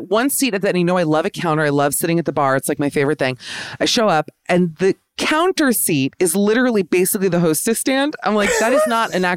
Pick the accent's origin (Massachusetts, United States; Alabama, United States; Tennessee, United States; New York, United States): New York, United States; I'm just an American New Yorker